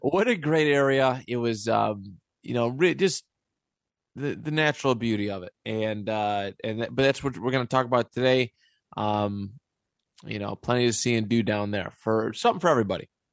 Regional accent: Niagara Falls, New York, United States; also born or lived in Buffalo; I grew up in the city. Like that's where eh, not that Niagara Falls is a big city by any means

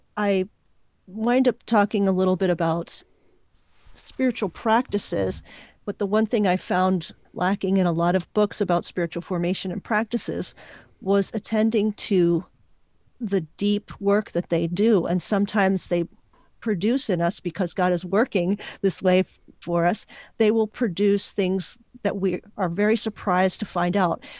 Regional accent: Puerto Rico; first language Spanish and English; I was born in Puerto Rico, learned to speak Spanish and English at the same time

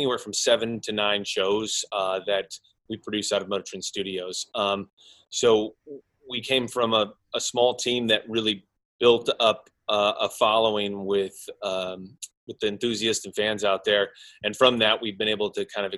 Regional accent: Oklahoma, United States; moved away as an adult; now in Los Angeles, United States; I'm from Oklahoma originally, but I came out to Los Angeles to be in the film business

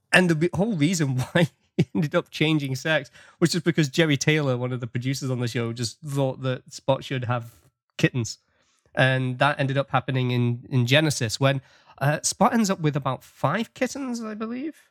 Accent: England, United Kingdom; now in Canada; the fun that we had growing up with Star Trek in England

